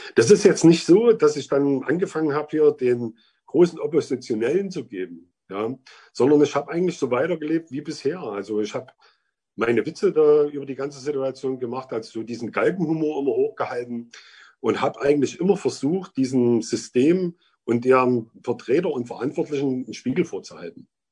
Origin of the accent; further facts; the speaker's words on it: Vogtland, Germany; bin im Vogtland aufgewachsen, wohne auch jetzt wieder im Vogtland